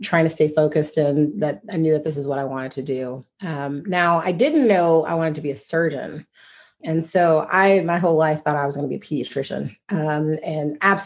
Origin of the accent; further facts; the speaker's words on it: Lawrenceville, Georgia, United States; moved away as an adult; also born or lived in Dallas, Texas; now in McKinney, United States; I grew up in Lawrenceville, which is a small town outside of Atlanta